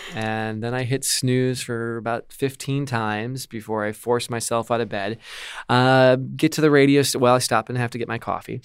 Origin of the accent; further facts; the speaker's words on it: Milwaukee, Wisconsin, United States; my hometown, which is Milwaukee, so just out in the suburbs